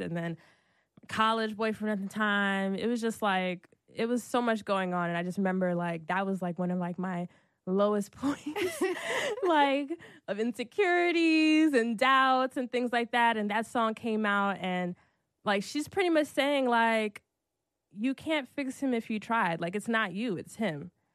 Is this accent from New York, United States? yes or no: yes; Brooklyn, New York, United States; also born or lived in Irvington, New Jersey / Newark, New Jersey / Atlanta; I'm from Brooklyn